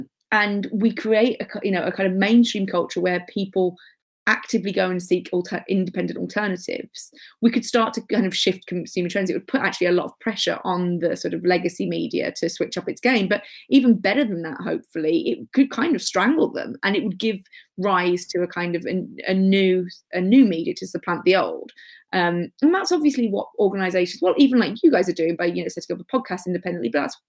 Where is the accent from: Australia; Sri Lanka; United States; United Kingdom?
United Kingdom; Birmingham, West Midlands; because, like, you know, I grew up in Birmingham or whatever, and if it wasn't mainstream, I wasn't really going to hear about it, because it was like before the internet.